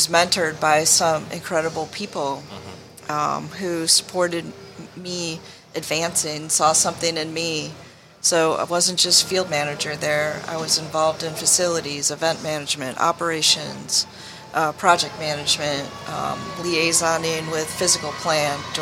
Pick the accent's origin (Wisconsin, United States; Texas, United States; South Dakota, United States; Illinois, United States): Wisconsin, United States; moved away as an adult; also born or lived in Michigan; I grew up in Wisconsin